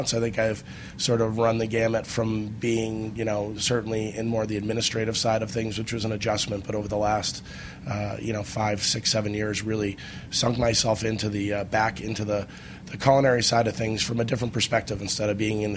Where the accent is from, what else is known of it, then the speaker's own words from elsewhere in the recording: Boston, Massachusetts, United States; I grew up in Boston, Massachusetts